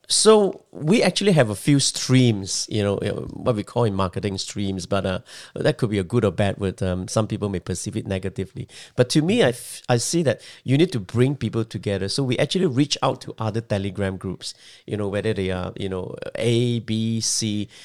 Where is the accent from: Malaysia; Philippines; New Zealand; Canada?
Malaysia; moved away as an adult; also born or lived in Singapore; now in Australia; Well, I was born in Malaysia, but I lived for the first twenty years of my life in Malaysia.